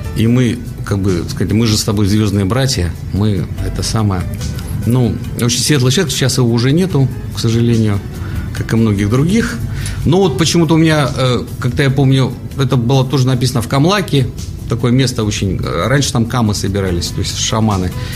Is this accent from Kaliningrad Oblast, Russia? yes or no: no; Novosibirsk, Novosibirsk Oblast, Russia; родился я в Новосибирске, в третьем поколении, а может и в четвёртом даже, как бы, сибиряк